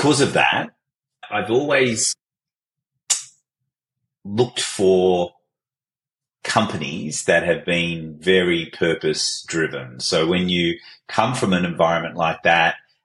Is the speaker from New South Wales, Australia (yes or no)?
yes; Fairfield, Bonnyrigg and Liverpool, New South Wales, Australia; also born or lived in Baghdad, Iraq; I was born in Baghdad in Iraq, and we escaped the Iraq-Iran war in the 70s and were fortunate enough to be able to come to Australia as refugees back in 1976. So I grew up in the south of Fairfield and Bonnyrigg and Liverpool